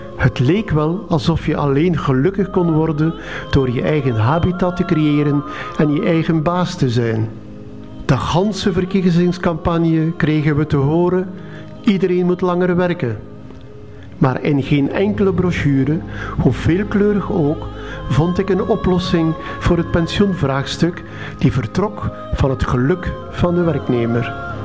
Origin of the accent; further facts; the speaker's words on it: Jabbeke, Flanders, Belgium; moved away; Tien jaar geleden ging ik nog eens terug naar mijn geboortedorp, Zerkegem. Nu Jabeke.